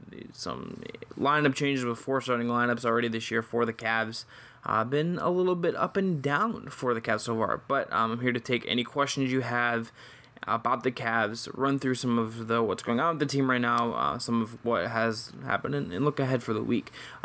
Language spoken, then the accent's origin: English; Cleveland, Ohio, United States; I grew up in Cleveland.